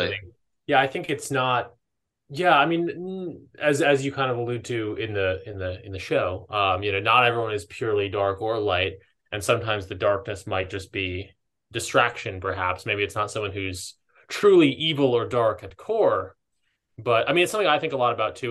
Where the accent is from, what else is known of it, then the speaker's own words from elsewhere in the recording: East Coast, United States; moved away as an adult; also born or lived in Southern California; now in Los Angeles, United States; I grew up on the East Coast